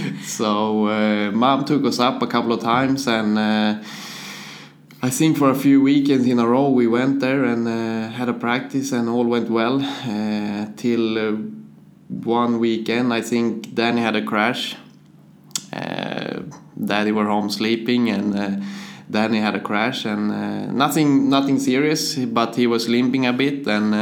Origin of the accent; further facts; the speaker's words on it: Motala, Östergötland, Sweden; English is a second language; Motala, it's, yeah, like you said, it's my home, and I always live there, and I like it. It's pretty much a summer city with the beach and everything. And so I went to school there and all that kind of things.